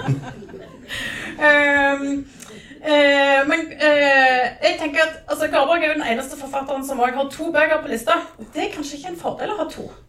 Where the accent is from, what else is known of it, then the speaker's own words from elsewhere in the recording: Jæren, Rogaland, Norway; jeg er fra Jæren